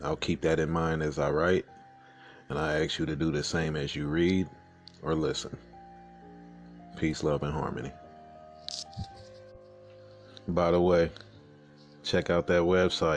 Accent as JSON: {"language": "English", "region": "a Midwestern city", "country": "United States", "tie": "born or raised there", "said": "I was born in Midwestern City to the Southern Belle and a city slicker."}